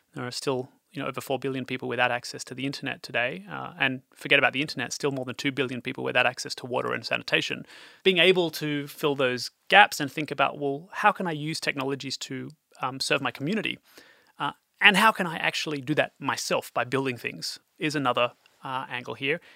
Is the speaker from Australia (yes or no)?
yes; Australia; moved away; also born or lived in Europe; as an Australian working in Europe